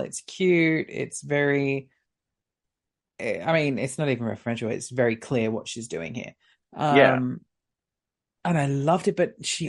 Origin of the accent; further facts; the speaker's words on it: Long Island, New York, United States; I'm from Long Island, and I'm here for my sister.